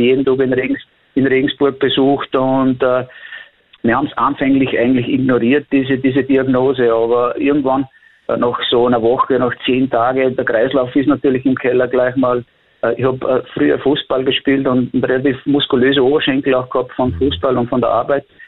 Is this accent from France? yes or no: no; Austria; bei uns in Österreich